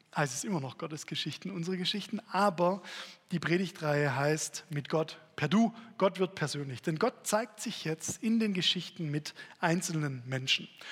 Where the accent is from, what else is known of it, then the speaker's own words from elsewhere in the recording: Stuttgart, Baden-Württemberg, Germany; als Stuttgarter Junge